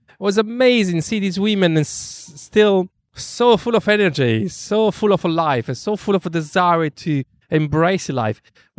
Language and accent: English; London, United Kingdom; And also, you know, we are from London. London can be a very tough city.